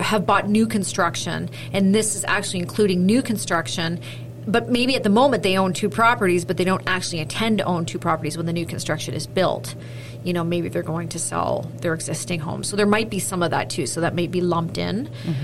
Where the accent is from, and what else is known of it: Canada